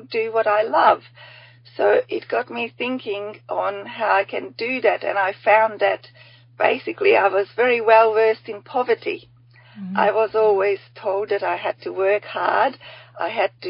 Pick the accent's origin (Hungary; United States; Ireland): Hungary; now in Australia; I'm from Hungary originally. I'm only a token Aussie here.